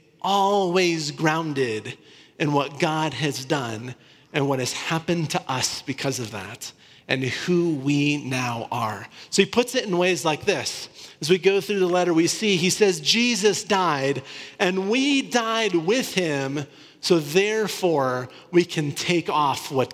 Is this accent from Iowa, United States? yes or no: yes; Northern Iowa, United States; I grew up in Northern Iowa, so really close to Minneapolis